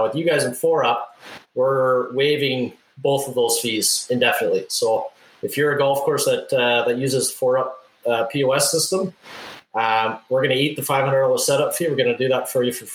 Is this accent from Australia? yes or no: no; Winnipeg, Manitoba, Canada; my hometown of Winnipeg, Manitoba